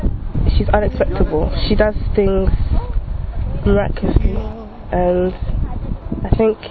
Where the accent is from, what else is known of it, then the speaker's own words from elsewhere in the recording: Côte d’Ivoire; I'm 14 years of age. I'm from Ivory Coast